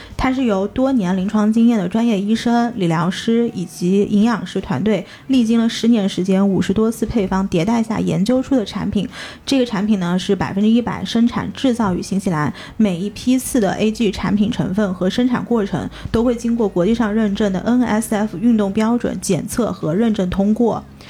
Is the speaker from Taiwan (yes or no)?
no; China; also born or lived in United States; 国内小的时候，我们是没有尝过那种是的，味道的